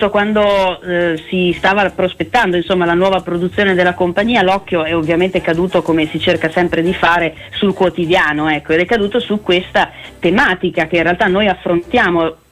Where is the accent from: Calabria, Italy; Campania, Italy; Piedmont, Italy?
Piedmont, Italy; E io piemontese